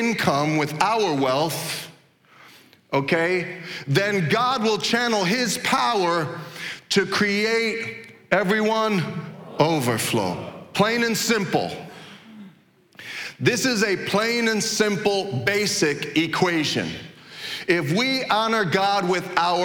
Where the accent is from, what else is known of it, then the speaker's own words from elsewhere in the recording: New York City, New York, United States; moved away; So I grew up in Brooklyn